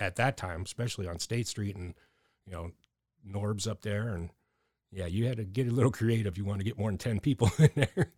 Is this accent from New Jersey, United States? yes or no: no; Erie, Pennsylvania, United States; growing up in Erie, being a punk rock dude on the streets